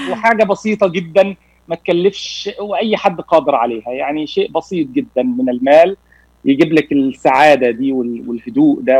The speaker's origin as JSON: {"language": "Arabic", "town": "Cairo", "region": "Cairo Governorate", "country": "Egypt", "tie": "born there", "also_born_or_lived": "Nigeria", "moved": "yes", "said": "ولدت في القاهره ولكن سافرت لمده 15 سنه في نيجيريا"}